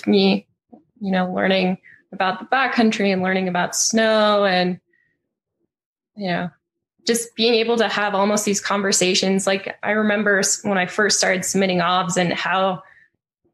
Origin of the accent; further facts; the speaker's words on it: Butte, Montana, United States; now in Bozeman, United States; I grew up in Butte, Montana, which is about 80 miles west of Bozeman